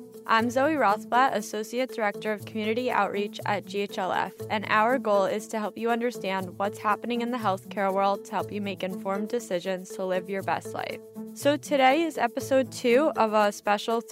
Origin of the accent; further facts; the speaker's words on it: New Jersey, United States; now in New York City, United States; I'm from Northern Jersey, but living in New York City